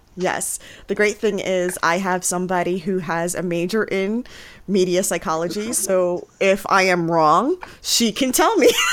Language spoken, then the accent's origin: English; New York City, New York, United States; moved away as an adult; now in Pennsylvania, United States; I was born and raised in the Bronx. And then I moved to rural Pennsylvania